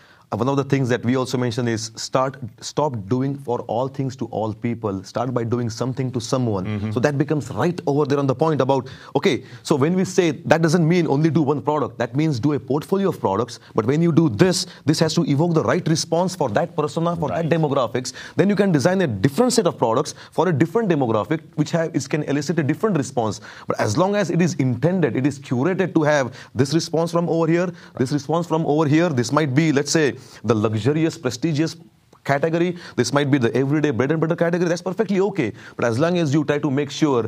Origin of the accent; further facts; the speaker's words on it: India; moved away as an adult; now in United States; I'm here for the last 15 years in the US. I was born in India